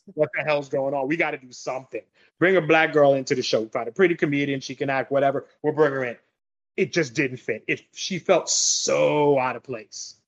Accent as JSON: {"language": "English", "town": "New York City", "region": "New York", "country": "United States", "tie": "born or raised there", "also_born_or_lived": "Long Island / New Jersey", "moved": "yes", "lives_now": "Florida, United States", "said": "I grew up in New York went to high school in Long Island"}